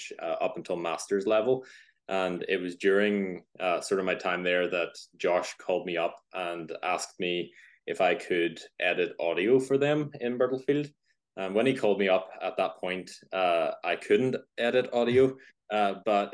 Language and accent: English; Northern Ireland, United Kingdom; also born or lived in Belfast; As you can probably hear, if you know accents, I'm from Northern Ireland, just live outside Belfast